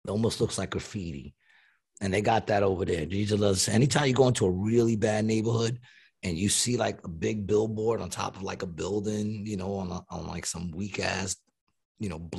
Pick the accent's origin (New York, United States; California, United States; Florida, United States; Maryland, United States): New York, United States; moved away; I'm from New York